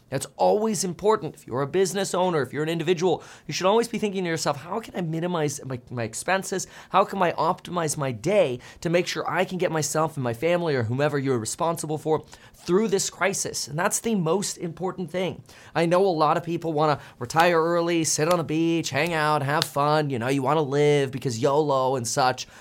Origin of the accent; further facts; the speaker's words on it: South Florida, United States; moved away; I grew up in South Florida